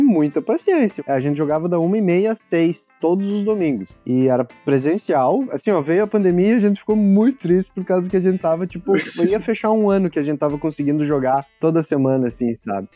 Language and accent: Portuguese; São Luiz Gonzaga, Rio Grande do Sul, Brazil; a última cidade era São Luís Gonzaga, que era a nossa cidade